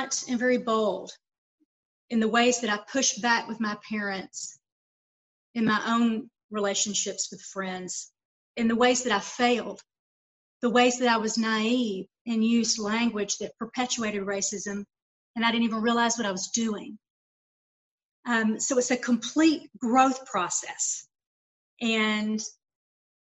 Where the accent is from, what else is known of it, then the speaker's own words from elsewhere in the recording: Lawrenceville, Georgia, United States; moved away as an adult; also born or lived in Atlanta, Georgia / Savannah, Georgia; now in Las Vegas, United States; I was born and raised in Georgia